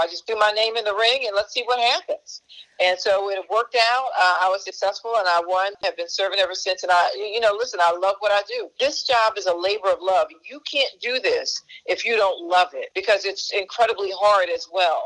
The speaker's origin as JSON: {"language": "English", "town": "Philadelphia", "region": "Pennsylvania", "country": "United States", "tie": "born or raised there", "said": "I grew up in North Philadelphia."}